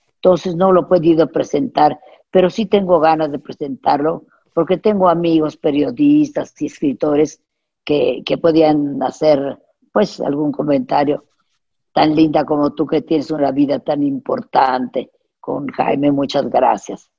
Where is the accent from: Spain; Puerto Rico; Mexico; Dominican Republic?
Mexico; tenemos un, un español mexicano